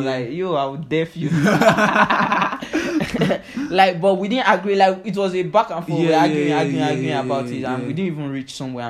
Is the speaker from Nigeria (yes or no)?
yes; Nigeria; We're always Nigerian